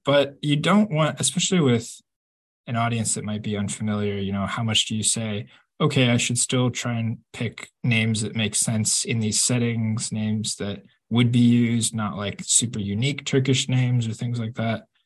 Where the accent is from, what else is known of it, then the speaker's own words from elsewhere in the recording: Kansas, United States; I grew up in Kansas. We've got nothing but big blue skies.